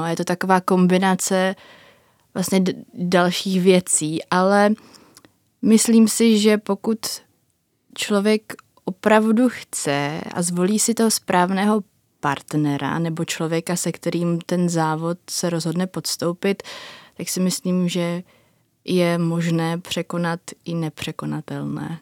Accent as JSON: {"language": "Czech", "town": "Nový Jičín", "region": "Moravian-Silesian Region", "country": "Czechia", "said": "Já jsem z Nového Jičína."}